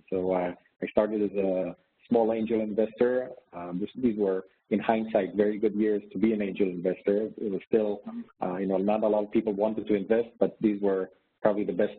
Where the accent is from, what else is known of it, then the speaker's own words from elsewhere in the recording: Israel; moved away as an adult; also born or lived in New York; I lived my whole life pretty much in Israel. I grew up in Israel.